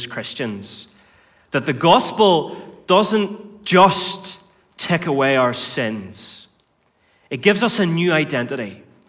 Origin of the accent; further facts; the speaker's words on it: North Antrim, Northern Ireland, United Kingdom; I grew up on a farm in North Antrim